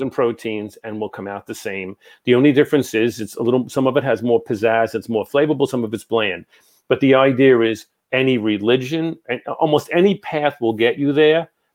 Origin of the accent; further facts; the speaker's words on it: New York, United States; I'm from New York